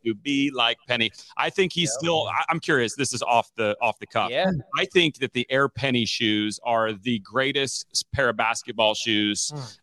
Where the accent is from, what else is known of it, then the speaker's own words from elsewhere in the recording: Omaha, Nebraska, United States; also born or lived in Memphis, Tennessee / Mount Dora, Florida; I moved to Omaha when I was 10